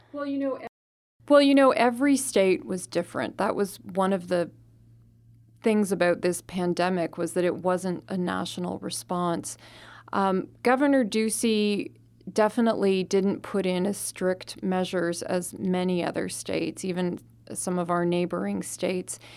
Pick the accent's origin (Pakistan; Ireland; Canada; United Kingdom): Canada; now in Arizona, United States; I'm from Canada, and I had to go back to Canada partway through the pandemic